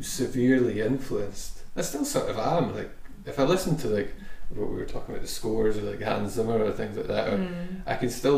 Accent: Scotland, United Kingdom; me as a Scottish player

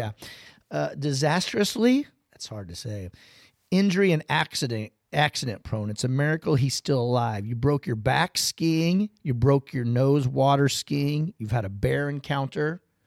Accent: Kampsville, Illinois, United States; I'm from Campsville, Illinois, and that's home of the cougars

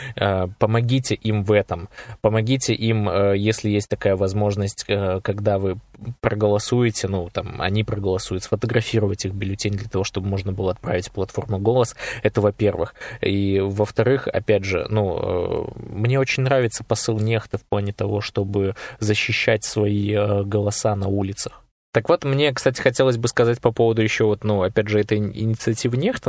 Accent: Belarus

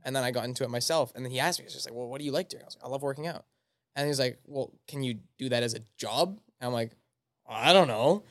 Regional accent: Altona, Manitoba, Canada; I'm from Altona, Manitoba, so I go to the Rendezvous Gym in Altona

